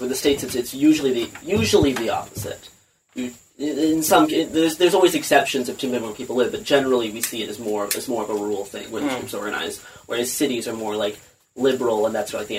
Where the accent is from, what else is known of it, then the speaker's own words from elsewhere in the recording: Saskatchewan, Canada; I grew up in Saskatchewan. Most of my family is in Alberta. I know because I keep a soft eye on some Canadian hate groups just because I'm Canadian.